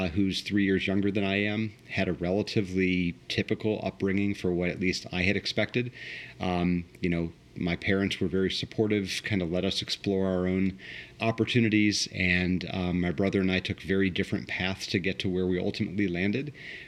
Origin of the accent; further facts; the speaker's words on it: Washington, District of Columbia, United States; also born or lived in Potomac, Maryland; now in Columbus, United States; I grew up in the Washington, D.C. area. I was born in Northwest D.C., graduated high school in Potomac, Maryland